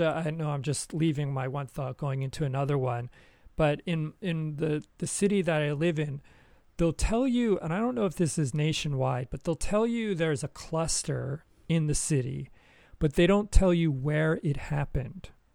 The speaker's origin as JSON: {"language": "English", "country": "United States", "moved": "as an adult", "lives_now": "Japan", "said": "I have not lived in America for almost twenty years"}